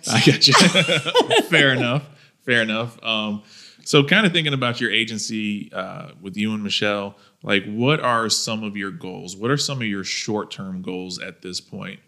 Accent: Thomasville, Georgia, United States; I'm from Thomasville, Georgia

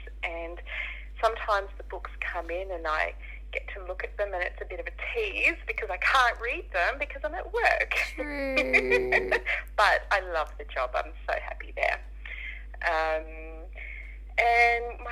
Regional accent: Sydney, New South Wales, Australia; I was born and raised in Western Sydney, so I haven't moved out of the area.

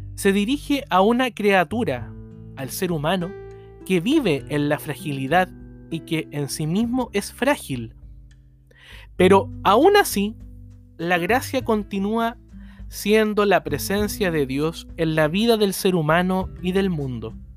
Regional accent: Chile; como iglesia chilena

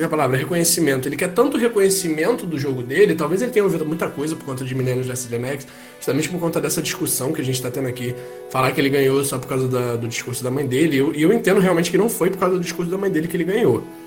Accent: Rio de Janeiro, Brazil; aqui no Rio de Janeiro. Que eu sou carioca

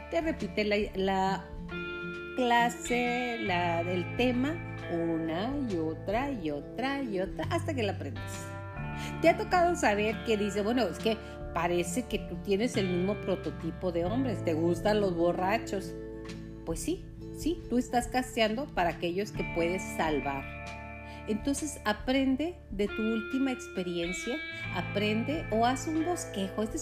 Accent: Mexico; Y dirás, bueno, yo soy mexicana, ¿eso qué?

